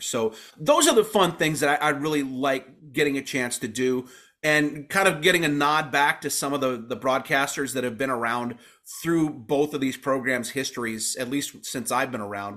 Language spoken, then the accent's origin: English; Calumet, Michigan, United States; I grew up in Calumet, uh, about two blocks from the Calumet Armory